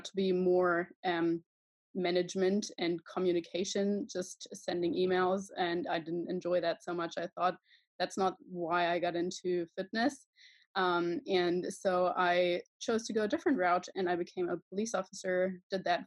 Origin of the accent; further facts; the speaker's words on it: Germany; I am from Germany